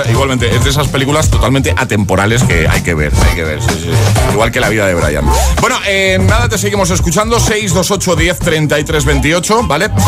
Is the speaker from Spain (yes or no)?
yes; Valencia, Valencian Community, Spain; Hola, buenos días agitadores … de Valencia y al curro.